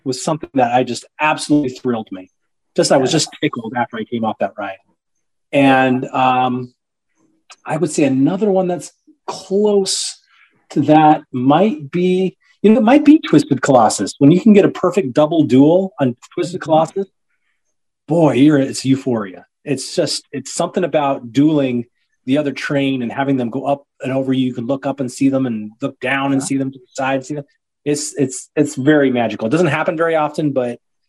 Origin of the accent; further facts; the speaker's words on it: the West, United States; I'm from the West